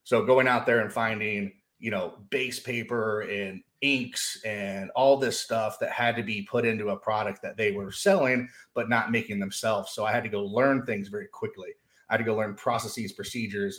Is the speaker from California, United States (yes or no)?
no; Knoxville, Tennessee, United States; growing up in the States, down in, kind of in the South in Knoxville, Tennessee.